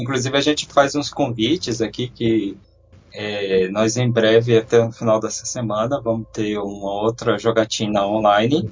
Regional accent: Brasília, Federal District, Brazil; Eu sou de Brasília

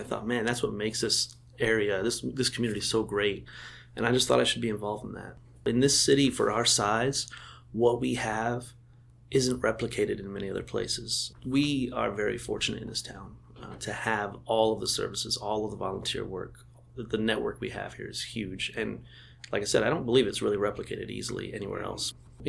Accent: Houston, Texas, United States; now in Bloomington, United States; I'm from Texas. I'm from Houston, Texas originally.

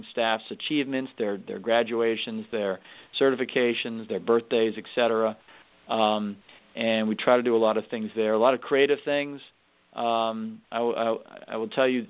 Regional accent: Northern Virginia, United States; also born or lived in New Jersey / Philadelphia area; I lived in Northern Virginia most of my life. I'm originally from the Philadelphia area. I was born in New Jersey across the river there. But when I was 7 years old, I moved to Northern Virginia

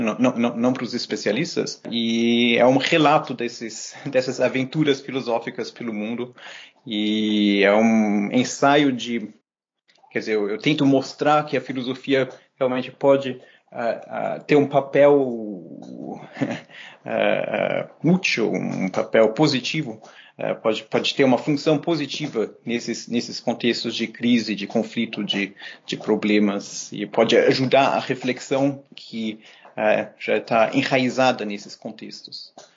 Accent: São Paulo, Brazil; moved away as an adult; also born or lived in Germany / Berlin / Jerusalem; now in Montreal, Canada; os meus pais resolveram voltar e a gente foi para o Brasil, uh, de uma cidadezinha pequena na Alemanha, a gente mudou para São Paulo

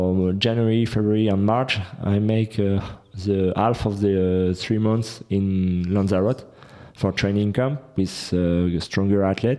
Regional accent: France; I'm from France directly.

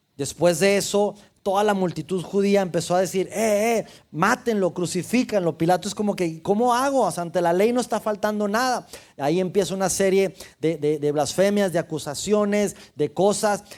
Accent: Mexico; soy mexicano

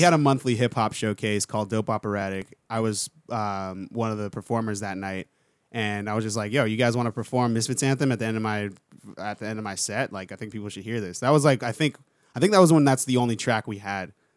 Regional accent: Palm Beach Gardens, Florida, United States; moved away as an adult; also born or lived in San Francisco; now in Orlando, United States; South Florida, like West Palm, Palm Beach

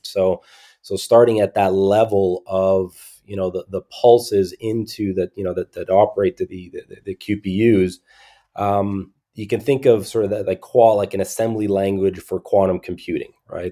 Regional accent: Montreal, Quebec, Canada; I grew up mostly in Montreal, Montreal, Canada

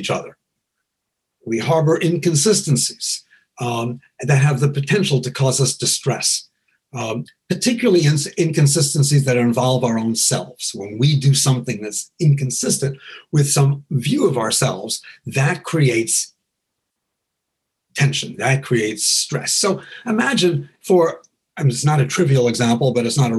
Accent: New York, United States; I was raised in New York

